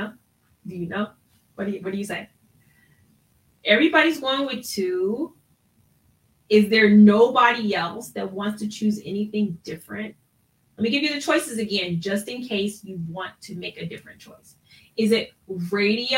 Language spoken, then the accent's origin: English; Ohio, United States; moved away as an adult; also born or lived in Washington, D.C.; I graduated from nursing school and I'm from Ohio